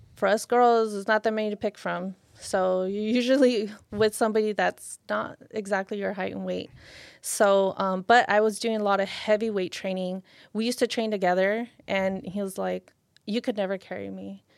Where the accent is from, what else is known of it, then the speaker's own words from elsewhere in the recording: Lynwood, California, United States; I grew up in Linwood.